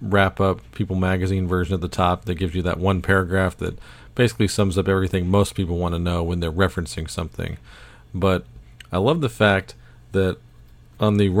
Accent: Baton Rouge, Louisiana, United States; I was born in Baton Rouge, Louisiana

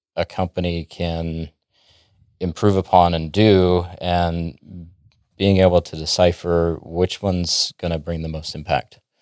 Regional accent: Dallas, Texas, United States; also born or lived in Florida / Minnesota; I'm from the Dallas area, born and raised here, moved around a little bit, but I call Dallas home

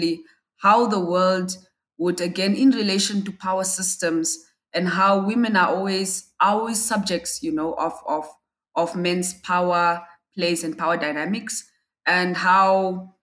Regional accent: Windhoek, Khomas, Namibia; I'm from Namibia and I live in Windhoek.

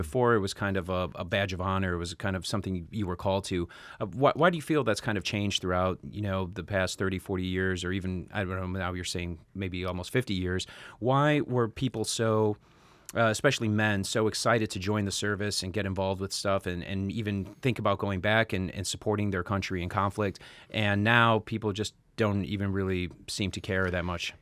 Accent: Chicago, Illinois, United States; now in Los Angeles, United States; we're both born and raised in Chicago

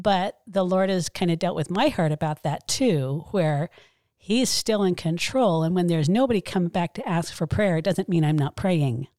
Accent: Mesa, Arizona, United States; I was born in Mesa, grew up here

